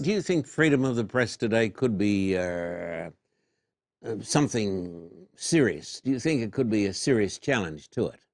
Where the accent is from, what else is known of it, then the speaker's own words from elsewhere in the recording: Australia; moved away; I was brought up in Australia